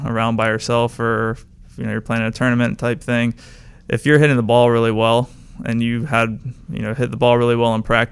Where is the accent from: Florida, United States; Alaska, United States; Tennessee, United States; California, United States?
Florida, United States; St. Augustine; I'm from St. Augustine, Florida, which is near Jacksonville. I grew up a Jaguars fan